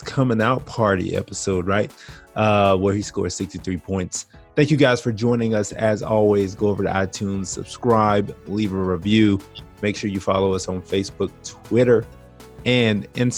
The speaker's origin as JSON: {"language": "English", "town": "Brunswick", "region": "Georgia", "country": "United States", "tie": "born or raised there", "said": "my hometown team, Brunswick High School, the Pirates."}